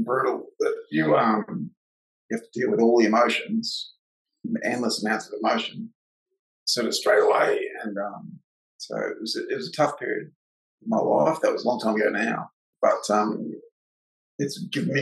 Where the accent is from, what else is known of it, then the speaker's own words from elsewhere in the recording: Gold Coast, Queensland, Australia; I moved to the Gold Coast when I was a little kid, so I've only really known, you know, the majority of my life growing up on the Goldie